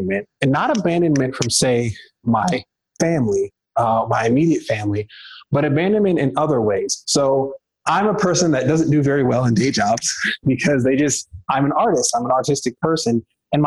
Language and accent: English; Detroit, Michigan, United States; moved away as an adult; also born or lived in the western US; prior to me moving out west, I'm originally from Detroit, Michigan